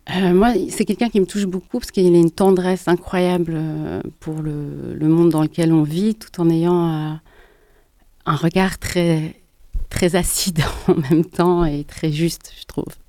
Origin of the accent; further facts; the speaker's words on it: Geneva, Switzerland; j'ai grandi à Genève dans les années 80